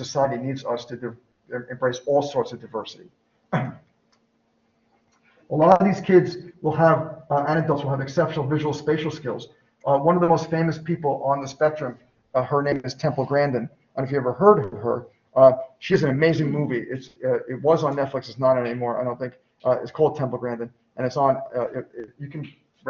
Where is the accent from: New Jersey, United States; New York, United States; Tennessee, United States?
New York, United States; I'm from New York